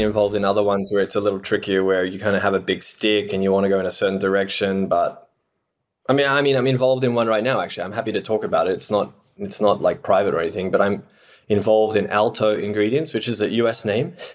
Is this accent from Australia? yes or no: yes; Australia; moved away; I am Australian by background